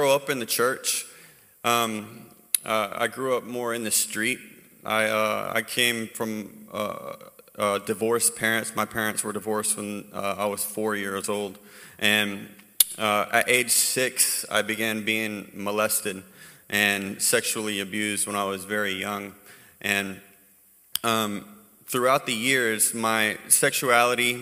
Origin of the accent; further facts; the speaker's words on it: Hawaii, United States; moved away; also born or lived in North Carolina; I was raised in Hawaii